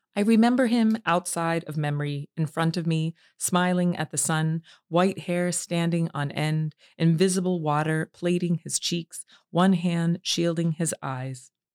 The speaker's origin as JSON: {"language": "English", "region": "Allegheny Mountains of Appalachia", "country": "United States", "tie": "born or raised there", "said": "I grew up in the Allegheny Mountains of Appalachia"}